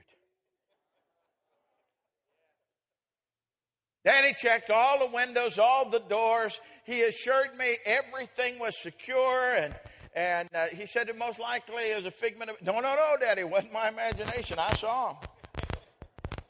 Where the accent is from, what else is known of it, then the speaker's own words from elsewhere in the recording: Colorado, United States; When I was just a boy, I grew up in Colorado